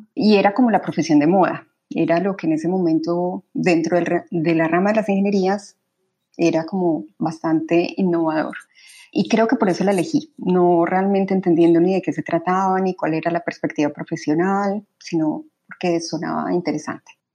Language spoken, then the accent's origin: Spanish; Medellín, Antioquia, Colombia; moved away as an adult; also born or lived in Bogotá; Yo nací en Bogotá, sin embargo, toda mi infancia, adolescencia y de hecho hasta los 25 años viví en Medellín.